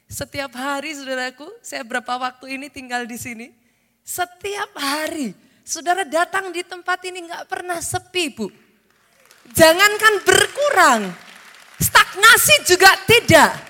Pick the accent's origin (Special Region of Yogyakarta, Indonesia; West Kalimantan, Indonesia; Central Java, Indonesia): Central Java, Indonesia; Surakarta; I was born in this city, saya lahir di kota ini. Secara jasmani, saudaraku, saya wong Solo